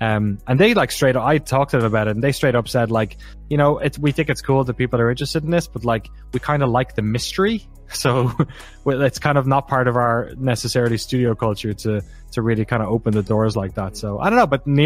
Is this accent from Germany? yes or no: no; Ireland; now in United States; especially as an Irish white dude